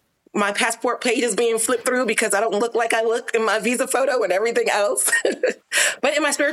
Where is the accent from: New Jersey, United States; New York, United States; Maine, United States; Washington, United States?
New York, United States; New York City; also born or lived in Jamaica; But I was raised in Brooklyn, New York.